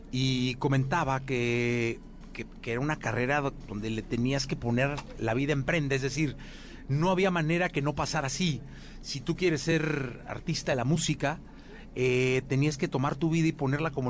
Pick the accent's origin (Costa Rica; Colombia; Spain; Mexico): Mexico